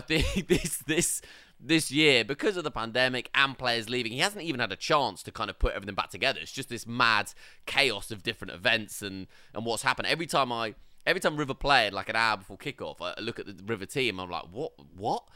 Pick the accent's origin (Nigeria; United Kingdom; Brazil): United Kingdom; England; we're from England